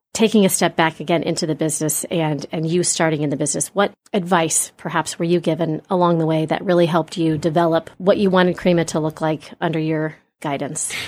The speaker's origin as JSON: {"language": "English", "town": "Grandview Heights", "region": "Ohio", "country": "United States", "tie": "born or raised there", "said": "I grew up in the Grandview area"}